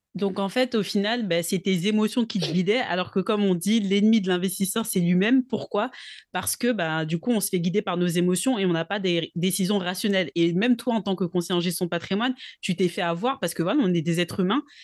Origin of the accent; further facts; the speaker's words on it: Togo; je suis originaire du Togo donc en Afrique de l'Ouest